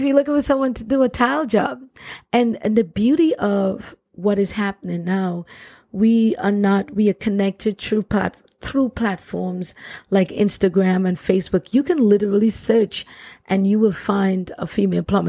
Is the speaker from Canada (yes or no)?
no; Trinidad & Tobago; I grew up in Trinidad and Tobago, which is one of the most beautiful Caribbean islands ever